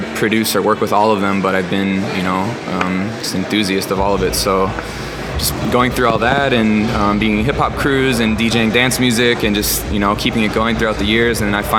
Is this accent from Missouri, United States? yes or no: no; Chicago, Illinois, United States; growing up in Chicago, house and freestyle was a big part of my upbringing as well.